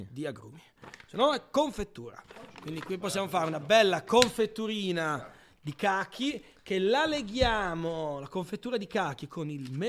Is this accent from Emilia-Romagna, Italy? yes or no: yes; Emilia-Romagna, Italy; Io poi vengo dalla Romagna. Oh, a me la cipolla si mangia cruda nell'insalata.